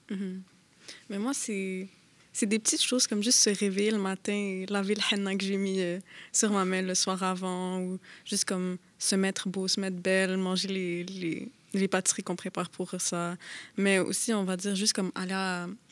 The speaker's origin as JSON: {"language": "French", "town": "Montreal", "region": "Quebec", "country": "Canada", "tie": "born or raised there", "also_born_or_lived": "Laval", "said": "je suis née à Montréal et j'ai grandi ici"}